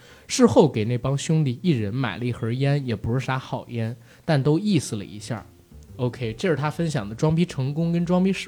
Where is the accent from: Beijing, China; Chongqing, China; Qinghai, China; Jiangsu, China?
Beijing, China; also born or lived in Shandong; 因为从小在北京长大，在老家呢没待几年，所以山东话讲的不是很好。